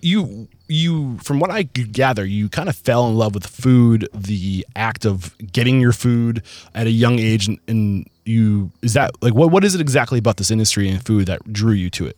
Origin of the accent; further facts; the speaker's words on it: Southern New Hampshire, United States; I'm from Southern New Hampshire, only an hour from